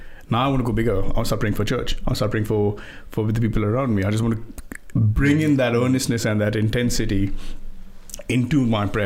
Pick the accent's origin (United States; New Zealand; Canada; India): India; now in England; I grew up in India, and every time I go to visit, and I've moved to England, when I go back home to visit India